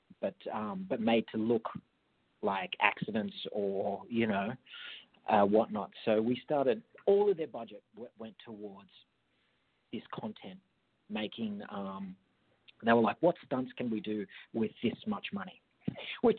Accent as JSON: {"language": "English", "town": "Jindabyne", "region": "New South Wales", "country": "Australia", "tie": "born or raised there", "accent": "Australian", "said": "I grew up in a farm in country New okay. South Wales, a small town called Jindabyne"}